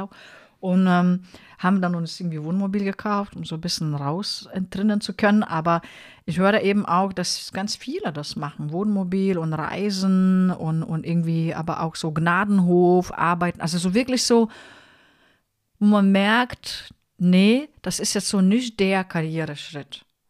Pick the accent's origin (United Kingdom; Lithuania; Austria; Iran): Lithuania; moved away; also born or lived in Mannheim; ich bin ja eine Litauerin